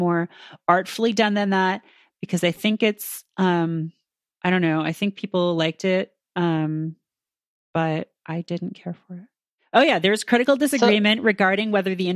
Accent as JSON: {"language": "English", "country": "Canada", "moved": "as an adult", "lives_now": "New York, United States", "said": "I'm from Canada."}